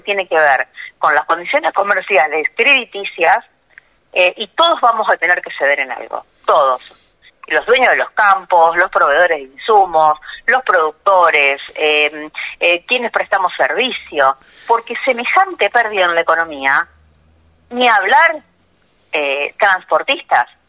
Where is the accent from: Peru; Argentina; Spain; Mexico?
Argentina; Bigand, Santa Fe; moved away; nací en Vigán